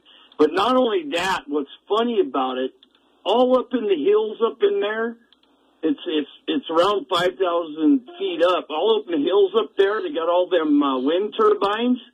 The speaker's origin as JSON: {"language": "English", "region": "Montana", "country": "United States", "said": "I'm from Montana"}